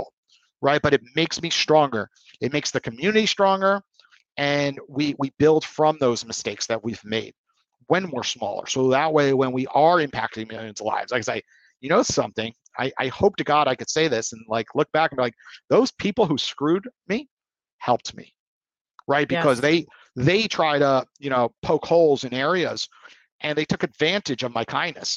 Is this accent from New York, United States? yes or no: yes; New York, United States; I'm from New York.